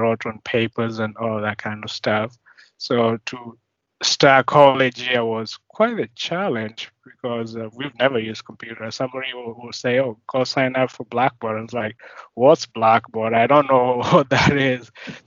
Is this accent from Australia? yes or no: no; Kenya; moved away as an adult; now in United States; I grew up in Kenya